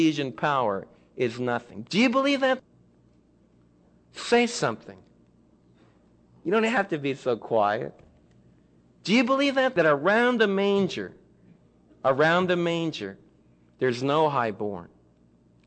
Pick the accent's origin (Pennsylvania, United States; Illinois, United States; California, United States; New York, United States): New York, United States; New York City; now in Midlothian, United States; I was raised in Manhattan.